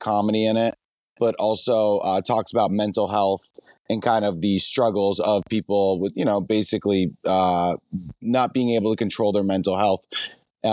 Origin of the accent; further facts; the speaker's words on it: New Hampshire, United States; moved away as an adult; also born or lived in New York / Los Angeles; I'm a filmmaker from New Hampshire